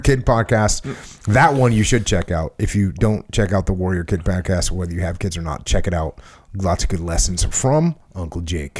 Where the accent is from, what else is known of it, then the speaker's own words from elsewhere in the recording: New England, United States; I grew up in New England